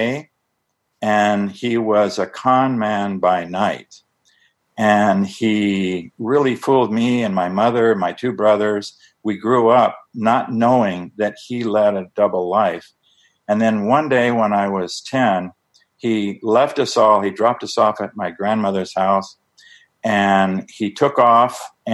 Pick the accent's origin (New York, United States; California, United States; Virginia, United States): California, United States; San Diego; moved away as an adult; also born or lived in Phoenix, Arizona / Tucson, Arizona / Mexico / India; I grew up in San Diego, California.